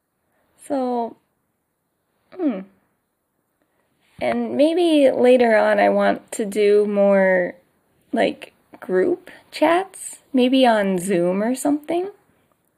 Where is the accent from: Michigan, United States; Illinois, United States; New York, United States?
Michigan, United States; moved away as an adult; also born or lived in North Carolina, United States; now in Ibaraki, Japan; I'm from America. And America is pretty big. So I'm from Michigan